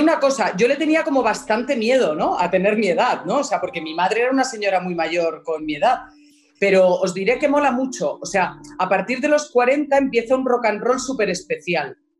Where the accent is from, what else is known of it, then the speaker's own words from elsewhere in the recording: Alicante, Valencian Community, Spain; yo soy de Alicante